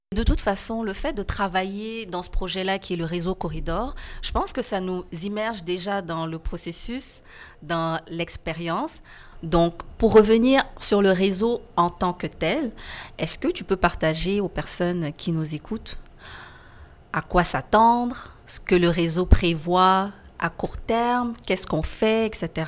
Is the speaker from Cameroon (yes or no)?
no; Senegal; moved away as an adult; now in Quebec, Canada; J'ai quitté le Sénégal, je suis arrivée au Québec